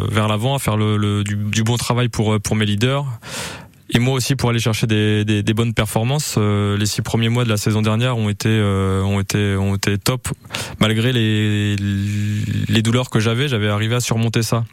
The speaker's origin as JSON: {"language": "French", "country": "France", "said": "on est français"}